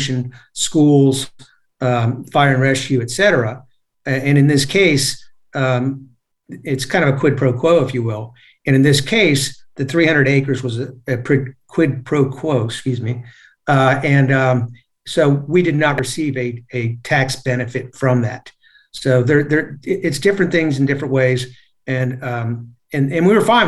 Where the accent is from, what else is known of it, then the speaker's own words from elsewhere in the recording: Annandale, Virginia, United States; I grew up in Fairfax County also over in the Annandale area